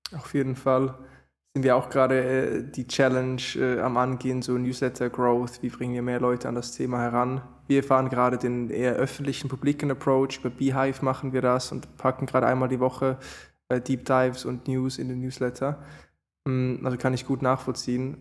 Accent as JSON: {"language": "German", "country": "Switzerland", "said": "bei mir als Schweizer"}